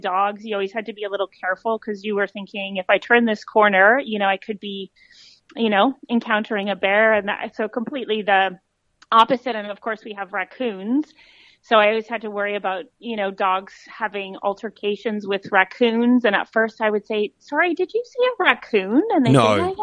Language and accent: English; Canada; moved away as an adult; now in Australia; as a Canadian